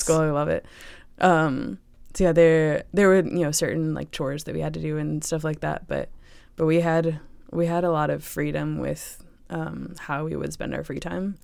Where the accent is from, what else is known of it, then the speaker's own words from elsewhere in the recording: Chesterfield, Virginia, United States; I grew up in Chesterfield, Virginia